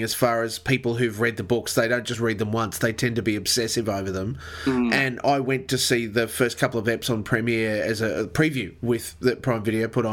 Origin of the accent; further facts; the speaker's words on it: Queensland, Australia; now in New South Wales, Australia; as Queenslander living in New South Wales